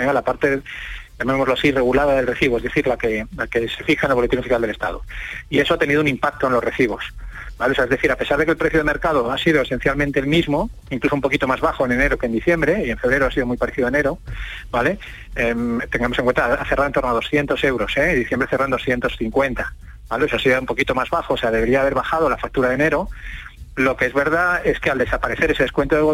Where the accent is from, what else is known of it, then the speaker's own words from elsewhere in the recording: Seville, Andalusia, Spain; de Sevilla